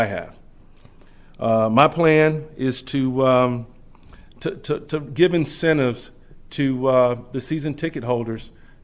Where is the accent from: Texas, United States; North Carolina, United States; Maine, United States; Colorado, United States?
North Carolina, United States; Charlotte; moved away as an adult; also born or lived in Washington, D.C.; as a young boy growing up in Charlotte, North Carolina